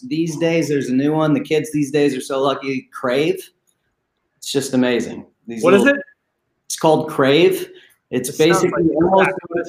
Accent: just outside St. Louis, Missouri, on the Illinois side, United States; moved away as an adult; now in Tampa, United States; But originally, my first 37 years or so, I lived in St. Louis, just outside of St. Louis, Missouri, on the Illinois side.

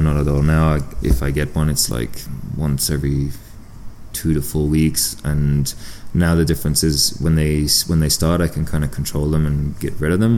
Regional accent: south of France, France; moved away; also born or lived in United Kingdom / Andorra; So I was born in the UK and uh, ended up uh, growing up in France, um, like way down the south of France, uh, probably two hours from Andorra

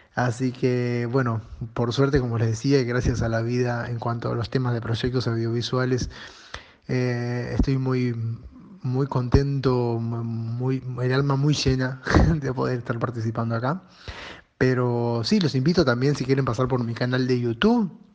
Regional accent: Uruguay; now in Montevideo, Uruguay; soy un actor uruguayo

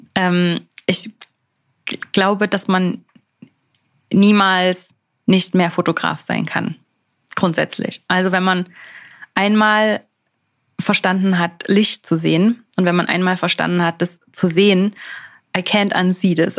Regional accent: Germany; moved away as an adult; now in Switzerland; ich natürlich jetzt hier als Deutsche komme

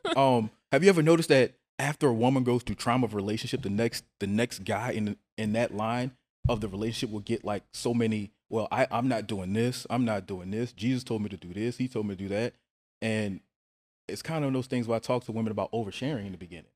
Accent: New Orleans, Louisiana, United States; I'm actually from New Orleans.

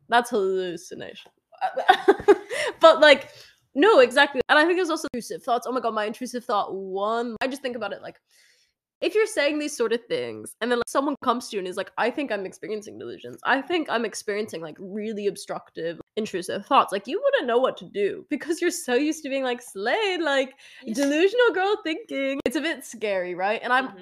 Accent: Duxbury, Massachusetts, United States; my hometown in Duxbury, Massachusetts

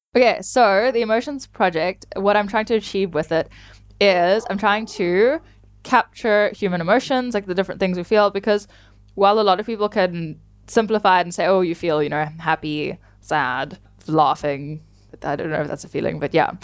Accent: South Africa; I'm from South Africa

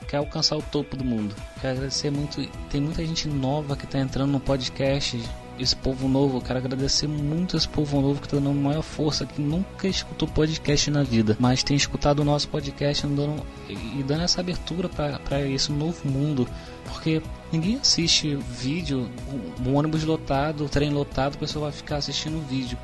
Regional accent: Rio de Janeiro, Brazil; eu sou carioca

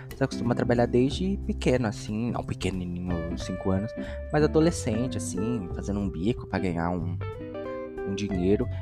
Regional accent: São Paulo, Brazil; also born or lived in Itaquaquecetuba; sou nascido e criado aqui mesmo em São Paulo

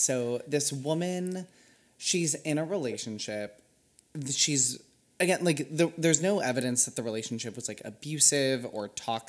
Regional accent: Northern California, United States; also born or lived in Oakland; I grew up in Northern California.

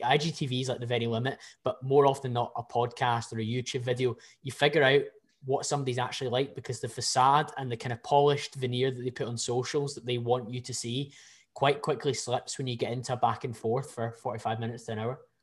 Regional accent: Scotland, United Kingdom; I can probably get away as a Scottish person

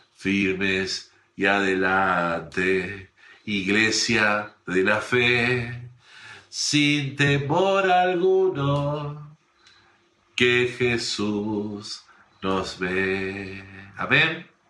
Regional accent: Argentina

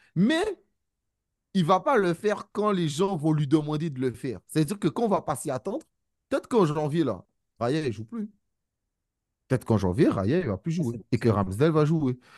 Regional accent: Guadeloupe, France; je suis Guadeloupéen

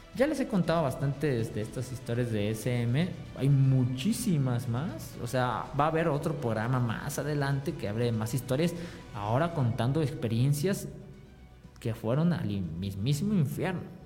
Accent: Mexico; somos los mexicanos

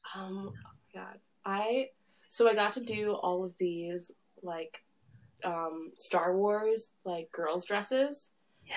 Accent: Long Island, New York, United States; I'm from uh, Long Island, New York

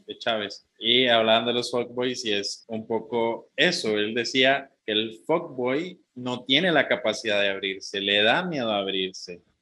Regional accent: Heredia, Costa Rica; aquí en mi pueblo natal, en, Heredia

